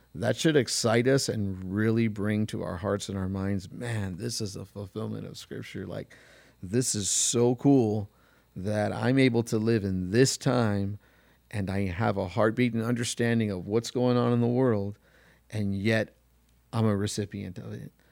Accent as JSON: {"language": "English", "country": "United States", "said": "I was from America"}